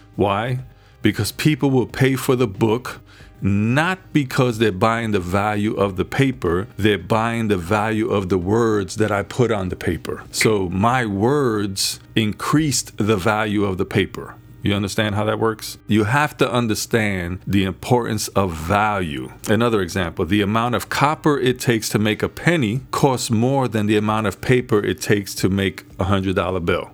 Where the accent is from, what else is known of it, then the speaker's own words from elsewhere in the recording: New York City, New York, United States; I was born in the Bronx. We grew up poorer than poorer